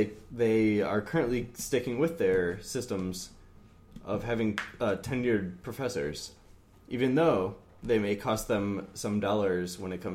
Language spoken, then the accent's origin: English; Wisconsin, United States; I'm from Wisconsin.